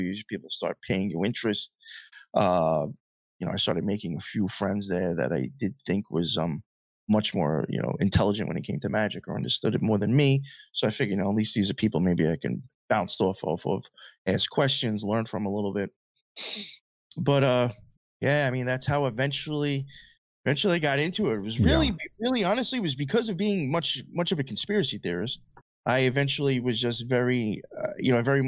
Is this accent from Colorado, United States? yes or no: no; Long Island, New York, United States; also born or lived in Queens, New York; I grew up out in Long Island most of my life. And now I'm in Queens